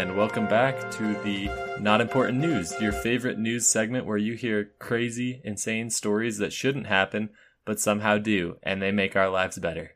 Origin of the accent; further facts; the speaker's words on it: Utah, United States; where we're from Utah